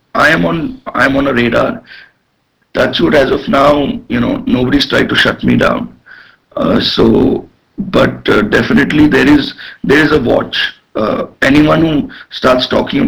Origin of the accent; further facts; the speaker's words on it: India; as an Indian